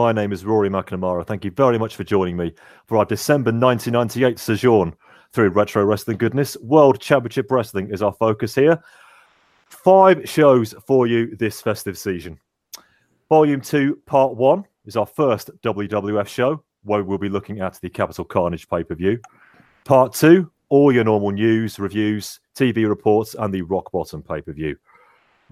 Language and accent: English; Birmingham, West Midlands, United Kingdom; I'm from Birmingham